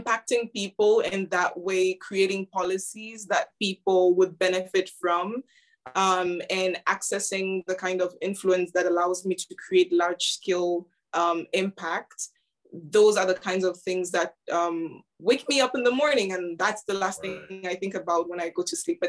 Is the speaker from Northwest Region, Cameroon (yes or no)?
no; Yaoundé, Centre, Cameroon; now in Cambridge, United Kingdom; I grew up in Cameroon, in Yaoundé to be precise.